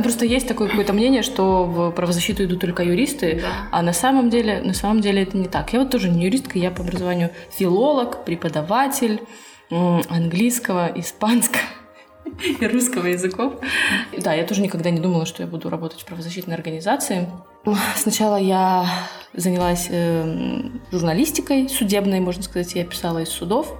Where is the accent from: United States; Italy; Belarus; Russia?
Russia; я из России